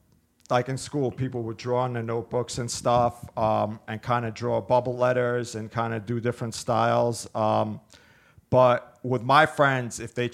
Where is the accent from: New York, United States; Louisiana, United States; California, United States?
New York, United States; Brooklyn; also born or lived in Georgia; Actually, I was born in Georgia, which was part of the USSR, but I came over to America when I was six. So I came to, I came to Brooklyn, to Brighton Beach, which is like Southern Brooklyn.